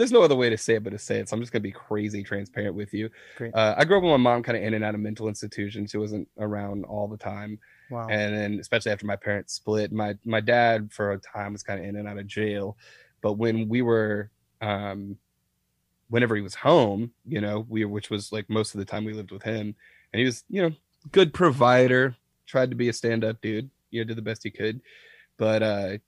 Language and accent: English; Deep South, United States; I'm not from Brooklyn, I'm from the deep south